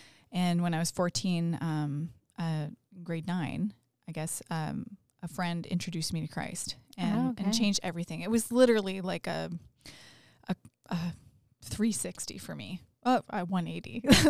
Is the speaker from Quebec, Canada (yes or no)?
no; North Bay, Ontario, Canada; now in London, Canada; We, I'm from North Bay, which is very north of London.